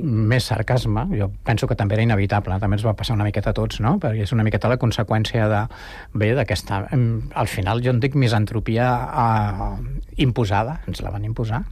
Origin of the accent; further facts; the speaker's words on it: Barcelona, Catalonia, Spain; moved away as an adult; now in Sant Cugat del Vallès, Spain; jo sóc barceloní del 58 i Sant Cugat del 77